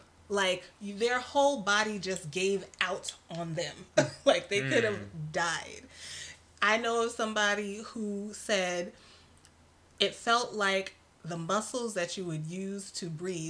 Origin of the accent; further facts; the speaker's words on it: New York City, New York, United States; I am not from Cali. {S0} No. {S1} I'm from New York City.